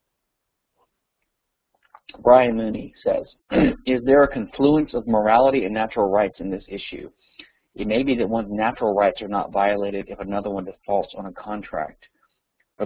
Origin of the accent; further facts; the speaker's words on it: Louisiana, United States; Louisiana, my home state